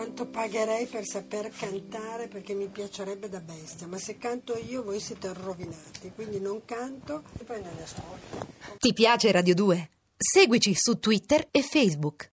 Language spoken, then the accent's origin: Italian; Cuneo, Piedmont, Italy; sono nata a Cuneo e lì sono rimasta.